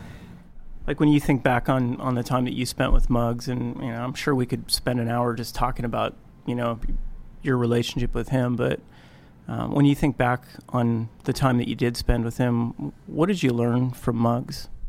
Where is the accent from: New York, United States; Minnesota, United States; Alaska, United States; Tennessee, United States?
Alaska, United States; I grew up here in Alaska